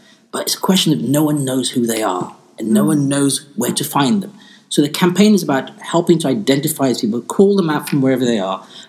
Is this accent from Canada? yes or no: no; Uganda; now in United Kingdom; I come from East Africa, a country called Uganda.